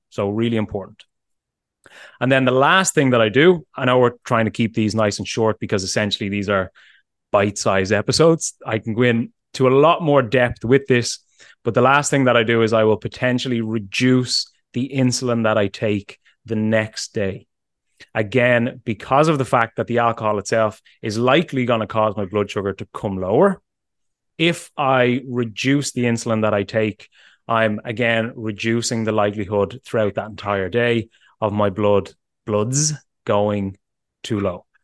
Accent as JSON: {"language": "English", "country": "Ireland", "said": "as an Irishman"}